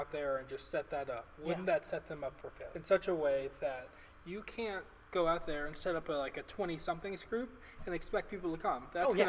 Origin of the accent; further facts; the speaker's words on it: the South, United States; I'm from the South